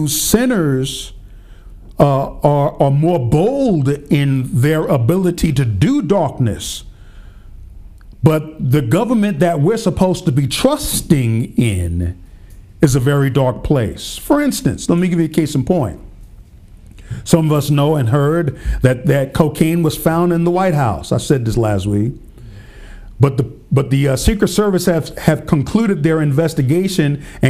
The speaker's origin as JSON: {"language": "English", "region": "Pennsylvania", "country": "United States", "said": "my home state, Pennsylvania"}